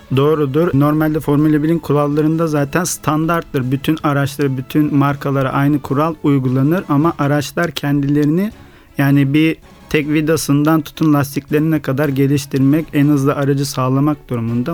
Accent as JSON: {"language": "Turkish", "region": "Kastamonu", "country": "Turkey", "tie": "born or raised there", "moved": "yes", "lives_now": "Istanbul, Turkey", "said": "Evet Kastamonu memleketim, kendi memleketim."}